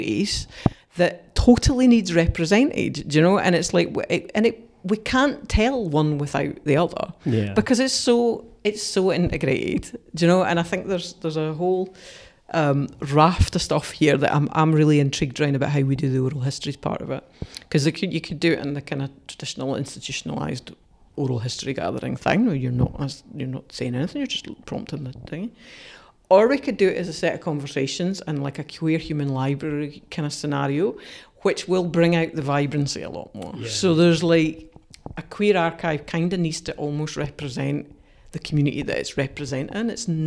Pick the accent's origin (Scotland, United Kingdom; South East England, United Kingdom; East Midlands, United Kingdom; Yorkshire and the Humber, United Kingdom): Scotland, United Kingdom; Dumfries; I hadn't had a good experience growing up in Dumfries